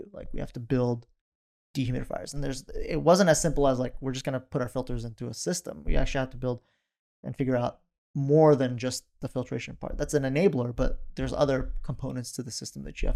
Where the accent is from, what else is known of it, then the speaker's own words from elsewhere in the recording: Oregon, United States; also born or lived in northern Iraq (Kurdistan); we moved to Oregon in 96